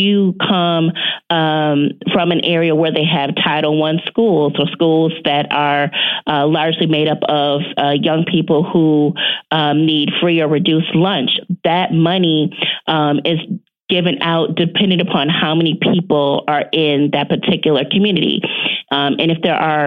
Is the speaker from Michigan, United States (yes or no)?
yes; near Detroit, Michigan, United States; a major city like Detroit, which is near my hometown